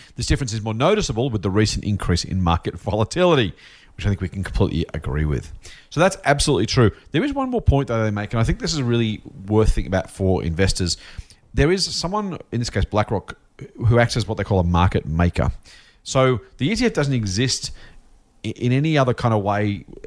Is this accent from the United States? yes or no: no; Australia; being Australian